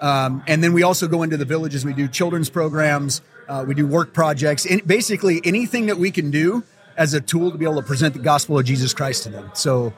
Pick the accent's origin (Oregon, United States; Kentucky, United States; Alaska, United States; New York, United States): Alaska, United States; born or raised there